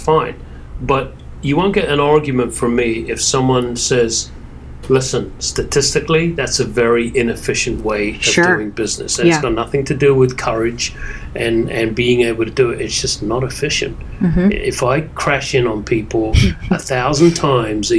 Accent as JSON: {"language": "English", "region": "England", "country": "United Kingdom", "tie": "born or raised there", "moved": "yes", "lives_now": "New York, United States", "said": "growing up in England"}